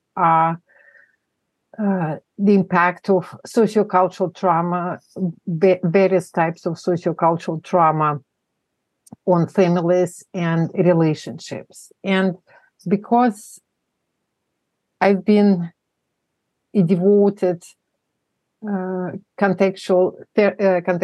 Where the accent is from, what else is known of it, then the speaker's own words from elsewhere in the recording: Moscow, Russia; English is a second language; moved away as an adult; now in United States; I was born in Moscow, in the non-existent country now. It's the former Soviet Union. I grew up there, became an adult. I came to the States as an adult.